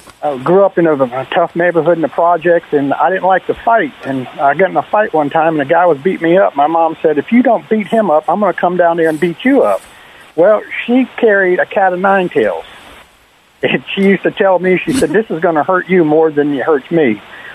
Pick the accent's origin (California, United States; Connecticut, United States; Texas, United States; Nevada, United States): Connecticut, United States; Bridgeport; moved away; No, I grew up in Bridgeport, Connecticut, in the project.